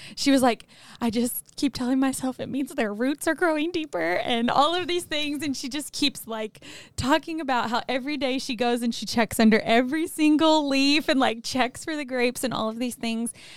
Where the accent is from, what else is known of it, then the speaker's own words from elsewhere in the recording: Arkansas, United States; moved away; I'm from Arkansas, which is a state in the South